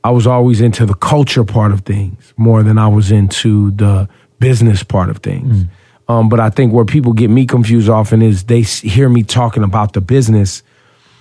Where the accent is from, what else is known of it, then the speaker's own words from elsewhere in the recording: Northern California, United States; now in New York, United States; I grew up in Northern California